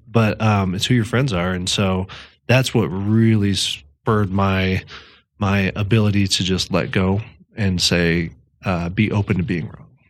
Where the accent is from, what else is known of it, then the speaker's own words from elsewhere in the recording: Thornton, Colorado, United States; also born or lived in Fort Collins; I'm from Denver, uh, Thornton, to be specific. Uh, that's where I grew up.